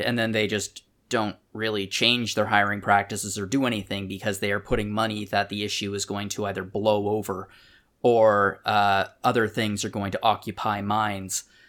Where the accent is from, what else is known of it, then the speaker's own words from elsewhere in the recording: Canada; We're both Canadian